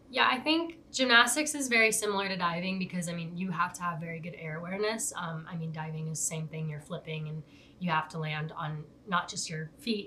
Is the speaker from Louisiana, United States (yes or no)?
no; Tucson, Arizona, United States; also born or lived in Upper Peninsula, Michigan; I was born in Upper Michigan, but um, and most of my family's from there, but most of my time has has been spent in Tucson. Um, I moved here when I was three, almost four years old.